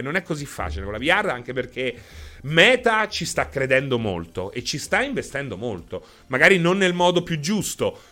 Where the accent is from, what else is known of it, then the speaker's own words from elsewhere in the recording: Rome, Lazio, Italy; parlo da romano